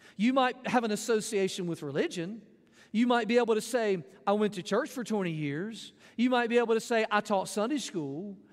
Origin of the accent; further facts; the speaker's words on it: Jackson, Mississippi, United States; also born or lived in Florence, Mississippi; I was, uh, born in Mississippi. I was adopted by my parents. I grew up around Jackson